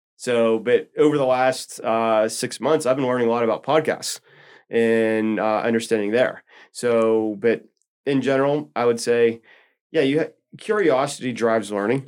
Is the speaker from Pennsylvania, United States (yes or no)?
yes; Elizabeth, Pennsylvania, United States; I grew up in a small little river town called Elizabeth